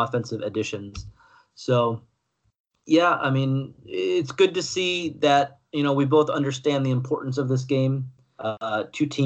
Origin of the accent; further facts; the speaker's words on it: United States; I'm an American